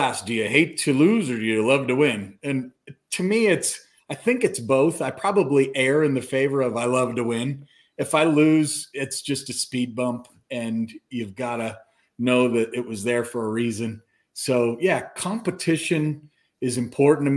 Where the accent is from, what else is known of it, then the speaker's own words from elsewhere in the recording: Colorado, United States; moved away as an adult; So I grew up in Colorado. I'm back home